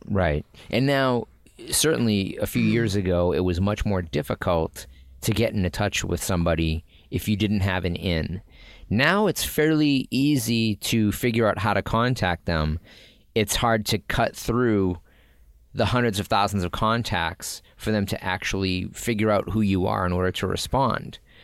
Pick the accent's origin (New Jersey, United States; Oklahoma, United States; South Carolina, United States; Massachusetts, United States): Massachusetts, United States; Boston; Growing up in Boston